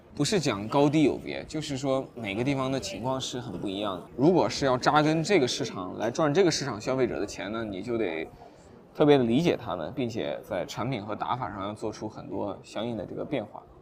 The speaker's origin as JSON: {"language": "Chinese", "country": "China", "also_born_or_lived": "Guangzhou", "said": "我们中国人"}